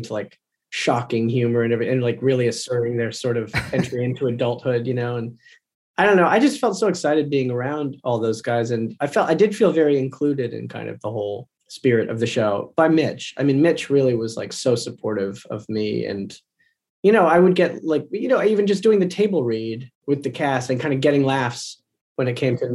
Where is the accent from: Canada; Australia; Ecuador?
Canada; outside of Toronto, Ontario; I grew up outside of Toronto